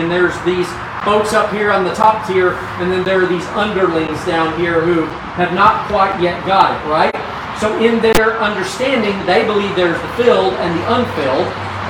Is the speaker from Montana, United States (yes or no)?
no; Wyoming, United States; moved away; I grew up in Wyoming